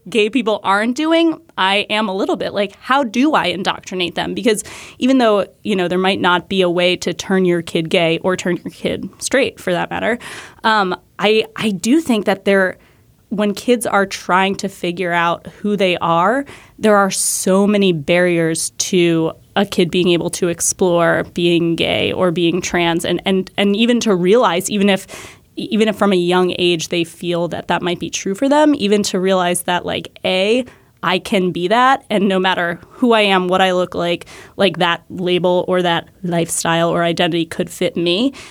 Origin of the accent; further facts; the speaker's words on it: New Hampshire, United States; I grew up in New Hampshire